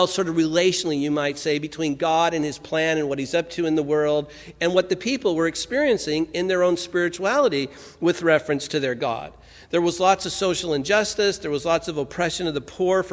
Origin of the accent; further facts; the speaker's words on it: Santa Ana, California, United States; I grew up in Santa Ana, California